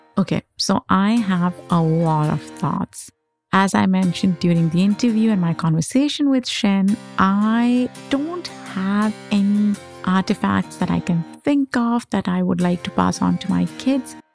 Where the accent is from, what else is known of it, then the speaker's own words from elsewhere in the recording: Pakistan; moved away; I grew up in Pakistan